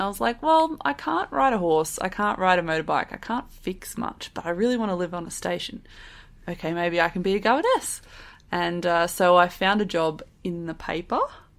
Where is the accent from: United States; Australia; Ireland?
Australia; Adelaide, South Australia; moved away as an adult; also born or lived in Alice Springs; I'm actually from Adelaide. I'm one of those city people that moved to the country.